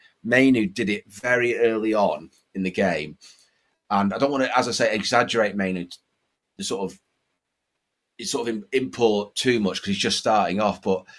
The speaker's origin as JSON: {"language": "English", "town": "Lancaster", "region": "North West England", "country": "United Kingdom", "tie": "born or raised there", "moved": "yes", "said": "back in my hometown, a place called Lancaster."}